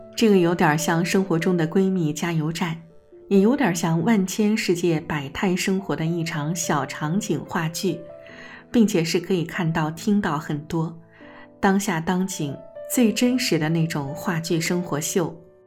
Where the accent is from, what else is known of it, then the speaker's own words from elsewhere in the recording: Jiangsu, China; moved away; 我也是江苏人的老乡